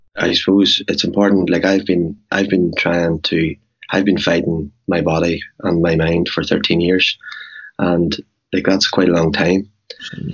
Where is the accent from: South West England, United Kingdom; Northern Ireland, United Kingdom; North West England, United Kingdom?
Northern Ireland, United Kingdom; Cookstown; moved away as an adult; also born or lived in New York; born and bred in Cookstown.